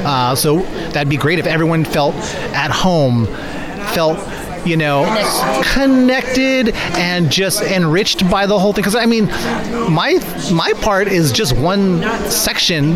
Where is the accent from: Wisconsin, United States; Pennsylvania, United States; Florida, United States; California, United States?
California, United States; Bay Area; I grew up in the Bay